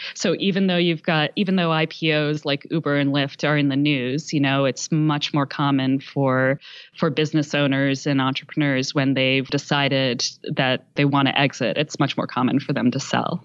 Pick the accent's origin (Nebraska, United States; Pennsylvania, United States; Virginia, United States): Pennsylvania, United States; Philadelphia; I'm from the Philadelphia area